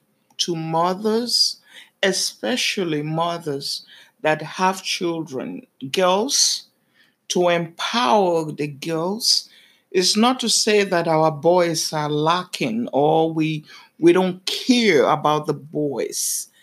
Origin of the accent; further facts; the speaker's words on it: Nigeria; now in New York, United States; I was born in Nigeria.